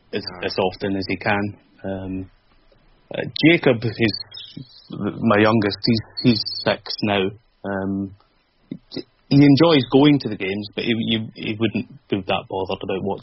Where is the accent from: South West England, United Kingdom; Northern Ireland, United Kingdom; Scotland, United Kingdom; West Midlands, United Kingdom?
Scotland, United Kingdom; Glasgow; also born or lived in Lake District / London; now in Southampton, United Kingdom